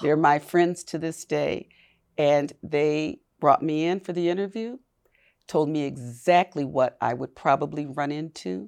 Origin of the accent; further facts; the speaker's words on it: Milwaukee, Wisconsin, United States; born and raised in Milwaukee